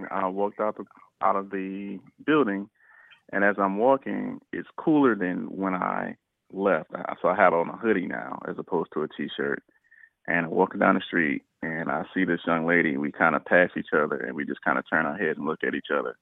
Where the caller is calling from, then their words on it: South Carolina, United States; calling from South Carolina.